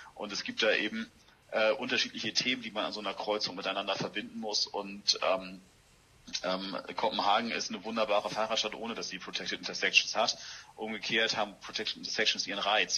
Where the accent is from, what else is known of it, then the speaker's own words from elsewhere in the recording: Hamburg, Germany; ich bin Hamburger Jung, äh, bin im Osten der Stadt Hamburg aufgewachsen und äh, wohne jetzt in Altona